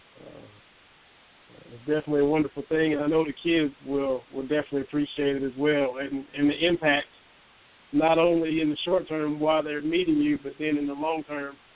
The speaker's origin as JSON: {"language": "English", "town": "Lynch", "region": "Kentucky", "country": "United States", "tie": "born or raised there", "said": "I was born and raised in Harlan County, Kentucky. Grew up in Lynch, went to Cumberland High School"}